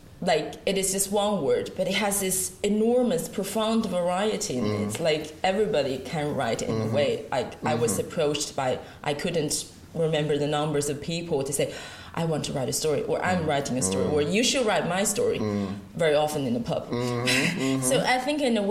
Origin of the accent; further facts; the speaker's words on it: Sichuan, China; English is a second language; moved away as an adult; now in Ireland; I've always lived in China. I've always actually lived in my hometown